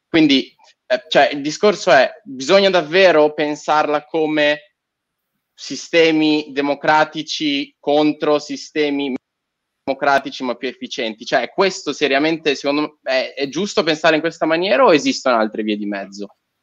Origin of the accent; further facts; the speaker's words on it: Turkey; now in Italy; sono nato in Turchia, ma ho vissuto tanti anni in Turchia